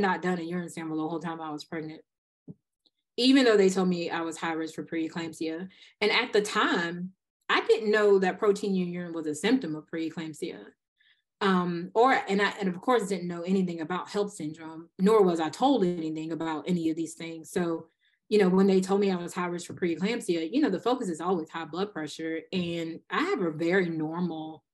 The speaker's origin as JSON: {"language": "English", "region": "Eastern North Carolina", "country": "United States", "also_born_or_lived": "Denver, North Carolina", "said": "I'm from Eastern North Carolina"}